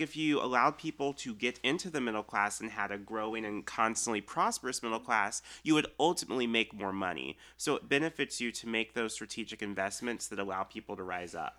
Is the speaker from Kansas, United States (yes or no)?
yes; Olathe, Kansas, United States; I grew up in Olathe, so we're still on the Missouri side, but we can almost spit to Kansas